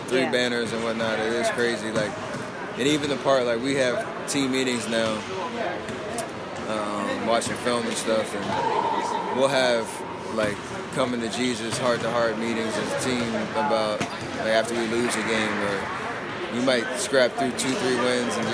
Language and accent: English; Charlotte, North Carolina, United States; growing up in Charlotte